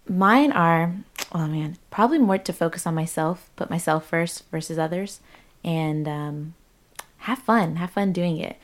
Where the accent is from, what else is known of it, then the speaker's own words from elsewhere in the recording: United States; growing up in the States